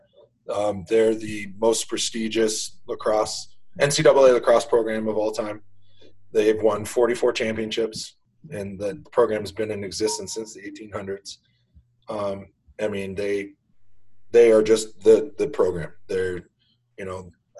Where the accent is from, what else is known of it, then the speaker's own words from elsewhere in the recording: Peterborough, Ontario, Canada; growing up in Peterborough with that sort of tradition